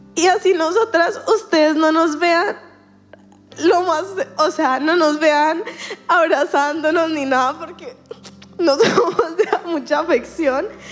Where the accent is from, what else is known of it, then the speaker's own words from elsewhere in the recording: Colombia; soy colombiana